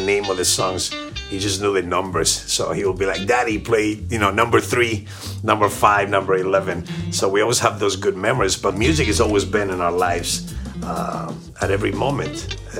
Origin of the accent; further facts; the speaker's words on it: Argentina; now in Miami, United States; My family's Russian and German. I was born in Argentina